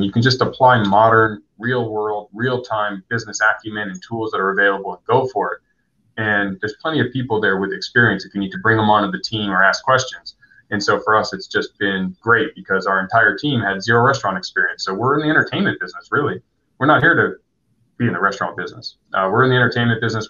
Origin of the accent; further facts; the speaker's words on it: San Diego, California, United States; I grew up here though, so this is home